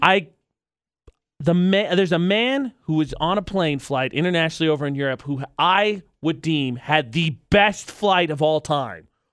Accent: Midwest, United States; I'm from the Midwest.

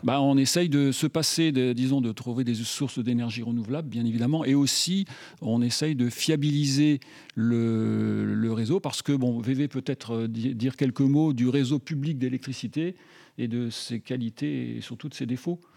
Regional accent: Grenoble, Auvergne-Rhône-Alpes, France; je suis grenoblois.

